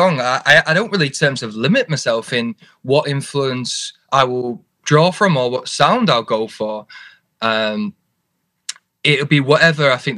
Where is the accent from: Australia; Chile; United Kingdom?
United Kingdom; Oldham, North West England; in Oldham, which is kind of part of the borough of Manchester.